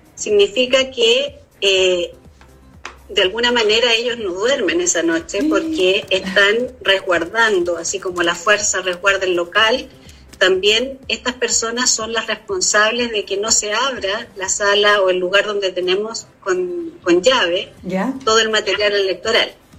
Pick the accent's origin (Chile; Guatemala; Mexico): Chile; nosotros como chilenos